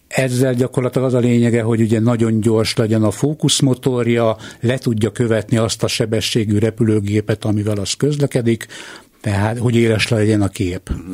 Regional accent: Hungary; A repülőtér mellett lakom a mai napig, ott is születtem

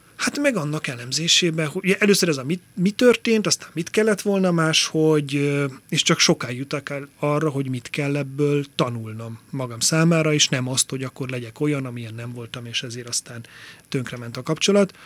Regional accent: Tompa, Bács-Kiskun, Hungary; born or raised there; also born or lived in Tiszaföldvár / Martfű / Kengyel; now in Budapest, Hungary

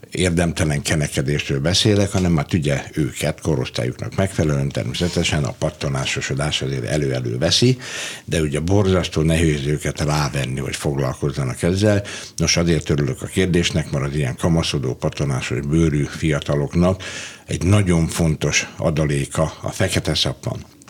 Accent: Budapest, Hungary; also born or lived in Debrecen / Hajdúszoboszló; ugyan én Debrecenben születtem, de fél éves voltam kb. amikor Hajdúszoboszlóról, ö, Budapestre költöztünk

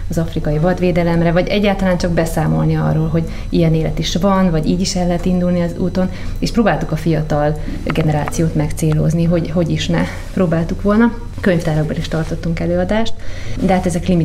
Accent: Kiskőrös / Kiskunhalas, Bács-Kiskun, Hungary; moved away as an adult; also born or lived in Africa; ott vidéken, ahol felnőttünk Kiskorosban és Kiskumasán

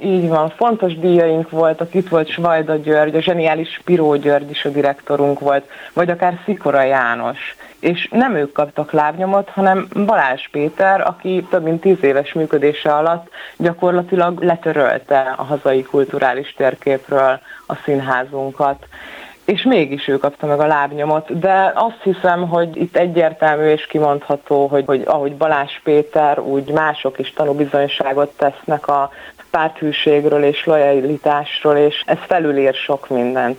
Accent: Szolnok, Jász-Nagykun-Szolnok, Hungary; szolnokiként, és lassan már magyar emberként

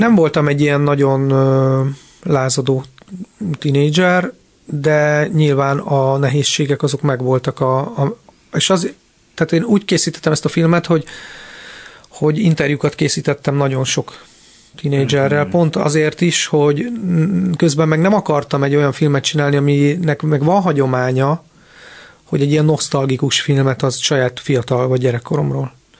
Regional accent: Budapest, Hungary; Budapest külvárosban nőttem föl

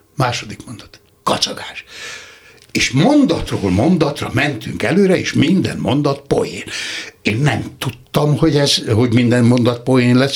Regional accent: Nikla, Somogy, Hungary; Somi Tarnocán születtem, de négy éves koromtól már Niklán

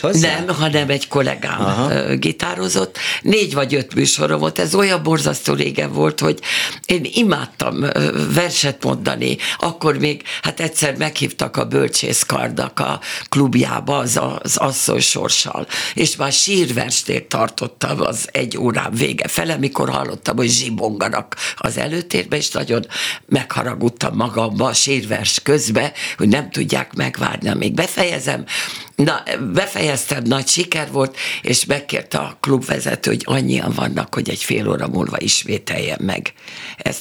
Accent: Budapest, Hungary; moved away as an adult; also born or lived in Szeged; now in Pécs, Hungary; én pesti vagyok, meg ő is

